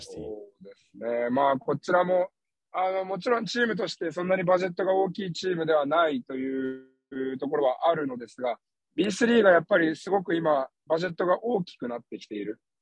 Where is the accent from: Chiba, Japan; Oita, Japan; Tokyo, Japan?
Tokyo, Japan; Hachioji; now in Okayama, Japan; 東京・八王子ビートレインズ。 うん。 私の地元